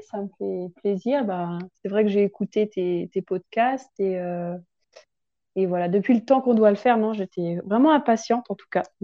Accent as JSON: {"language": "French", "region": "Grand Est", "country": "France", "said": "j'ai 26 ans, donc je viens de Champagne, où j'ai vécu la majeure partie de mon temps"}